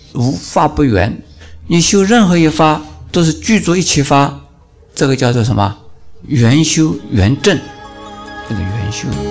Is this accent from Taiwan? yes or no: no; China; 我们中国人